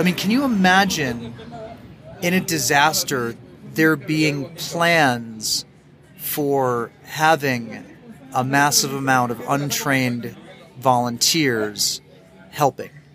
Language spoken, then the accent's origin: English; United States; now in Mexico; as an American